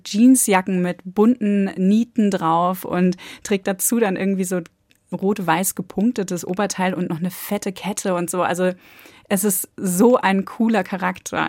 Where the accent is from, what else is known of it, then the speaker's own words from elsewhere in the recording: North Sea coast, Germany; Ich komme jetzt von der Nordsee, ich bin im Westen aufgewachsen